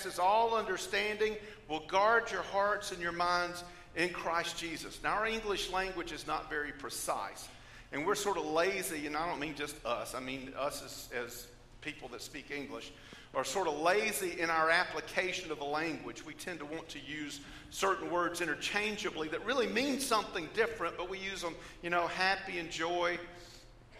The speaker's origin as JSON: {"language": "English", "region": "Georgia", "country": "United States", "said": "I come from Georgia"}